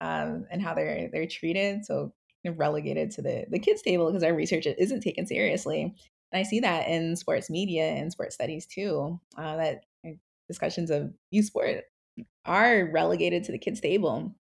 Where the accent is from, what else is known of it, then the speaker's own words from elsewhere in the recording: New Jersey, United States; moved away as an adult; now in Philadelphia, United States; I grew up in South Jersey, so about 30 minutes away from Philly.